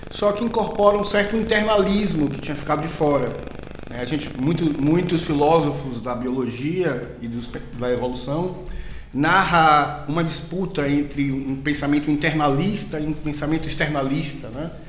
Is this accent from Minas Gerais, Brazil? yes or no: no; Salvador, Bahia, Brazil; moved away; eu sou da Bahia, como o sotaque já denunciou. Né? Capaz! Né? Não é? então, sou lá de Salvador, né? Uma capital muito bonita